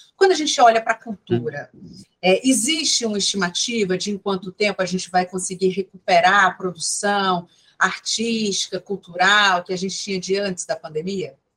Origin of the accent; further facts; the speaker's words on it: Ceará, Brazil; enquanto cearense